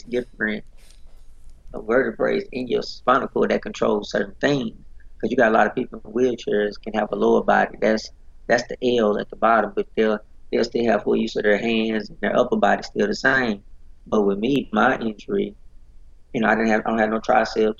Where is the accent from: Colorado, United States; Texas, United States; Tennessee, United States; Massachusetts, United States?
Texas, United States; Dallas; I'm originally from Dallas, Texas